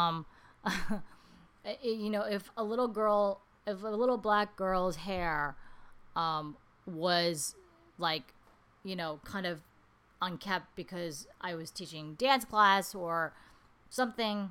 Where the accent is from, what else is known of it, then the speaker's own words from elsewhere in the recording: New York City, New York, United States; moved away as an adult; now in Taiwan; when I was growing up in Queens